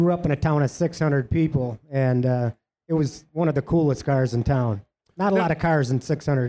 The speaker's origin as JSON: {"language": "English", "region": "Wisconsin", "country": "United States", "said": "We're from Wisconsin."}